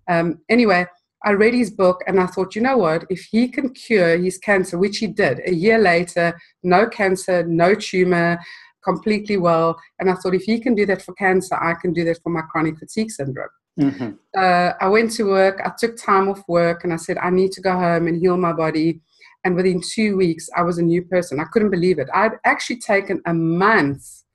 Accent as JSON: {"language": "English", "country": "South Africa", "tie": "born or raised there", "moved": "yes", "said": "I grew up in South Africa and spent most of my life there."}